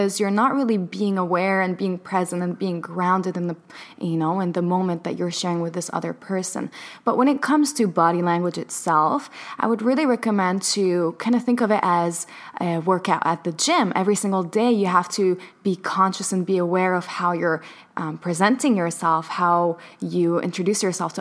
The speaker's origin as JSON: {"language": "English", "country": "Palestine", "tie": "born or raised there", "said": "I was born in Palestine, so, you know, a land of occupation"}